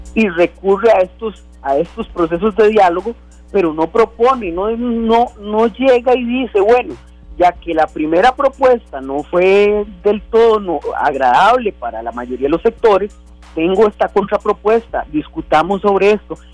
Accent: Costa Rica; como costarricenses

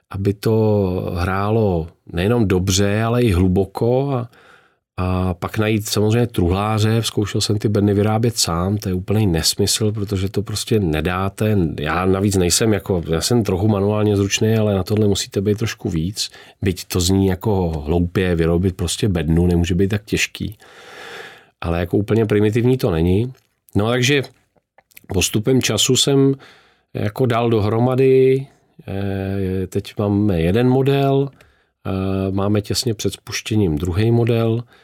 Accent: Hýskov, Central Bohemian Region, Czechia; Já jsem z Hískova u Berouna

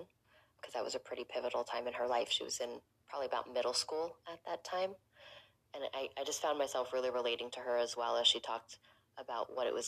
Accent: New York City, New York, United States; born or raised there

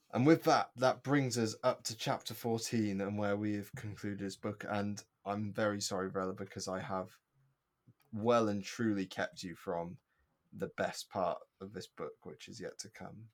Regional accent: United Kingdom; as a British child, we're brought up on the fact that, uh, the Battle of Britain happened

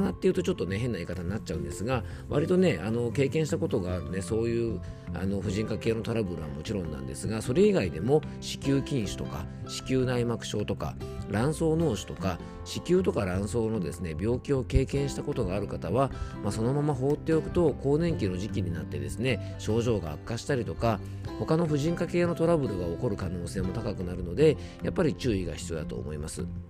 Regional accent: Isawa Onsen, Yamanashi, Japan; 僕の地元の伊沢温泉

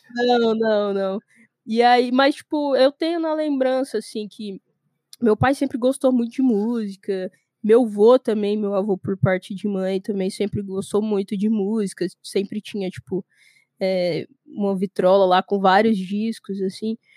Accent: Goiânia, Goiás, Brazil; eu sou nascida e criada em Goiânia, Goiás, no centro do centro do centro do país

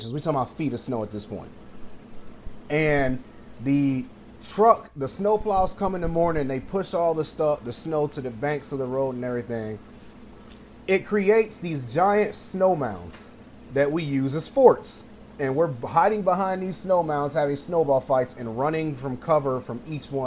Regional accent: Michigan, United States; moved away; I had really bad asthma growing up in Michigan

